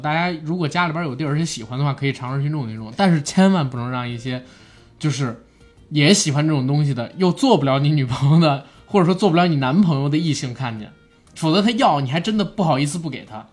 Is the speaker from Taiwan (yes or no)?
no; China; 我们中国人